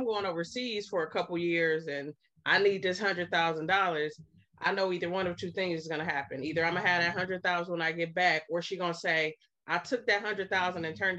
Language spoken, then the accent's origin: English; Cleveland, Ohio, United States; I am also from Cleveland, Ohio. I'm from the land.